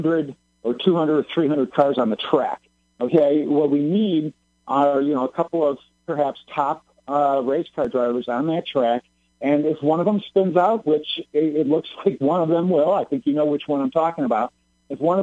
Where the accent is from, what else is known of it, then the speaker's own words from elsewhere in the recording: Illinois, United States; born and raised in Illinois